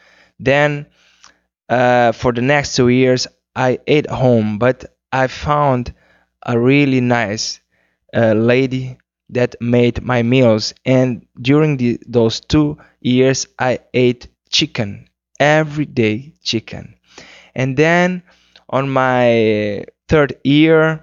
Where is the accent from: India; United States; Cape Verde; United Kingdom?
Cape Verde; first language Cape Verdean Creole; English is a second language; my first language is Criollo, which is the Cape Verdean language